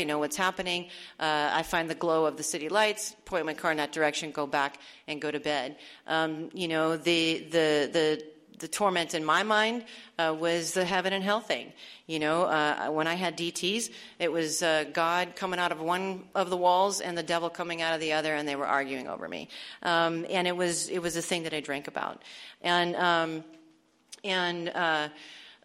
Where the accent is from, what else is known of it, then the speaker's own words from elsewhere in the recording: Arizona, United States; moved away; I'm from Arizona, and this is all taking place in Tucson at this point